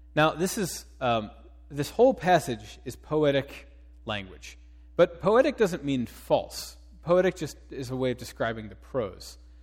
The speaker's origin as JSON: {"language": "English", "town": "Cincinnati", "region": "Ohio", "country": "United States", "moved": "yes", "said": "I'm from Cincinnati"}